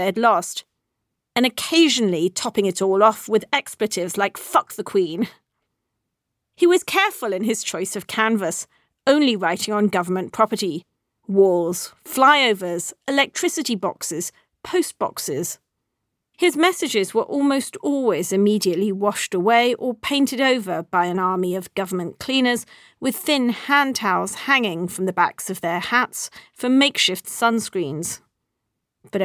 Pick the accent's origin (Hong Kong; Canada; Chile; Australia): Hong Kong; They were everywhere when I was growing up in Hong Kong in the 1970s and 80s, a feature of our city just as much as the bottle-green snub-nosed Star Ferry and the noisy trams.